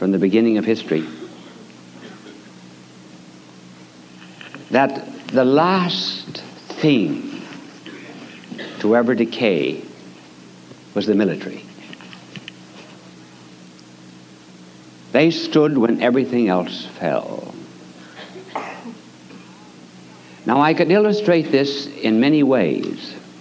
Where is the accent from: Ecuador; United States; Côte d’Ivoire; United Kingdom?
United States; as an American